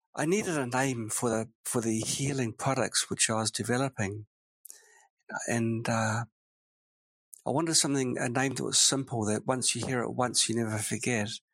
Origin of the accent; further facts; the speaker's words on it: New Zealand; now in Nanjing, China; it was a normal childhood, nothing remarkable really. But uh, it was in sunny New Zealand.